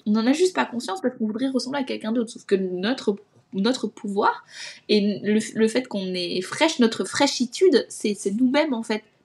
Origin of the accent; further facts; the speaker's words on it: Alsace, Grand Est, France; moved away; j'ai postulé à une école euh, en Alsace, parce que c'est là d'où je viens